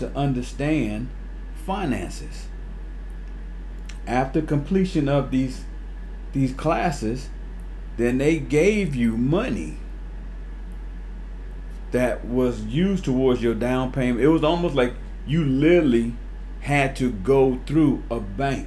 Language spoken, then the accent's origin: English; Winston-Salem, North Carolina, United States; growing up in Winston-Salem, North Carolina, I lived in a housing authority, city housing, called Cherry View Manor